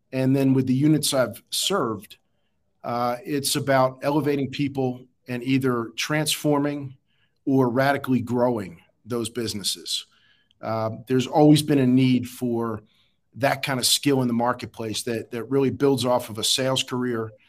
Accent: Philadelphia, Pennsylvania, United States; born there; Um, I was born in Philadelphia.

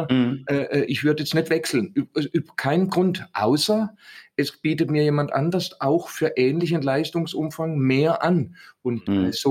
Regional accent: Southern Germany, Germany; accent: Swabian; ich bin ja aus dem Süden

